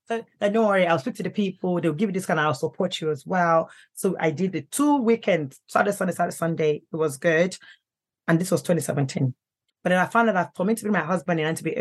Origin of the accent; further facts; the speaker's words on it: United Kingdom; Let me go to Nigeria. At least I'm British.